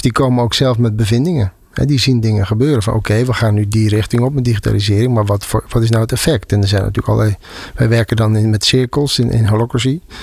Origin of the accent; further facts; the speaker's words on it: Zeeland, Netherlands; Ik kom uit Zeeland, uh, Bijbelbelt.